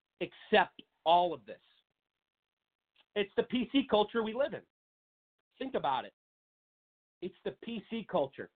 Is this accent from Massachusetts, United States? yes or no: no; Seattle, Washington, United States; in my home state of Washington, everybody knows I'm from the city of Seattle, Washington